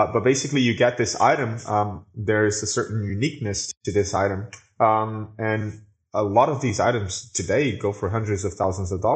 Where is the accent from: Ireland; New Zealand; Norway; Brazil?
Brazil; I am from Brazil, so the internet here took a little bit longer to get here